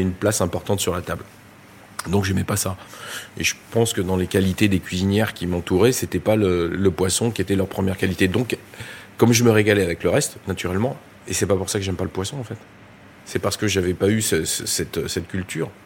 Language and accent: French; Drôme, Auvergne-Rhône-Alpes, France; je suis né dans la Drôme